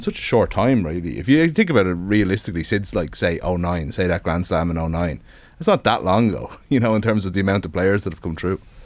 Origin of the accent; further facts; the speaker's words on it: Ireland; being an Irish sports fan all your life